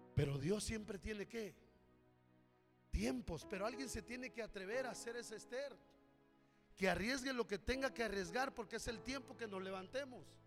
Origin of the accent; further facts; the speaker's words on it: Corinto, Guerrero, Mexico; also born or lived in Acapulco; Yo nací en la Sierra de Guerrero, en la vil pobreza